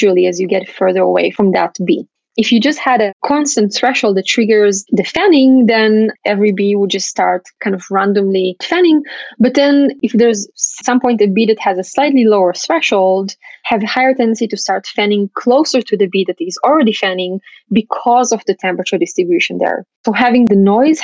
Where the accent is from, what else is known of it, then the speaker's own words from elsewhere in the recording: Israel; I grew up in Israel